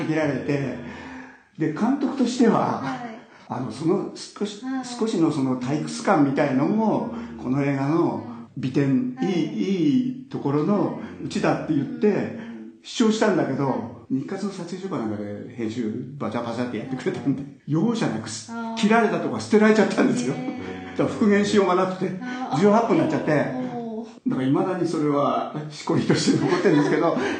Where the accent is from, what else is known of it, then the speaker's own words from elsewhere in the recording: Yokohama, Kanagawa, Japan; 僕横浜なんですけど